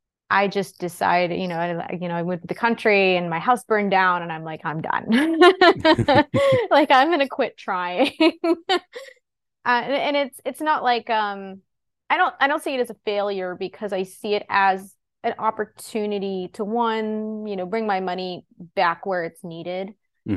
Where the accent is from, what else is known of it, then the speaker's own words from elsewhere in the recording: Pennsylvania, United States; I grew up in Pennsylvania, about 45 miles north of Pittsburgh.